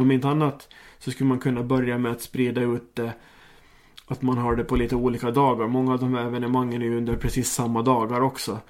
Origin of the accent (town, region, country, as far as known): Åland Islands